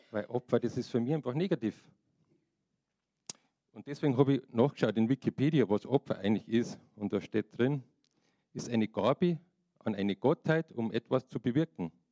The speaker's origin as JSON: {"language": "German", "region": "Bavaria", "country": "Germany", "said": "und als Bayer bin ich auch Deutscher."}